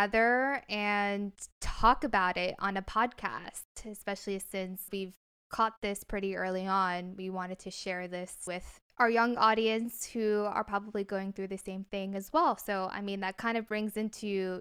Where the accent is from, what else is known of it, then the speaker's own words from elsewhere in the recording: New Jersey, United States; moved away as an adult; also born or lived in Seattle, United States; now in Los Angeles, United States; I'm originally from New Jersey